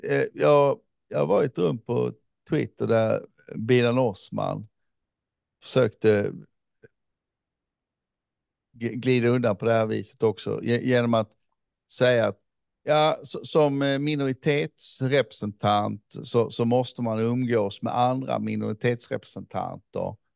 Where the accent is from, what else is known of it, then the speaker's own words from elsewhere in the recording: Somalia; Men som somalier så är jag ändå där.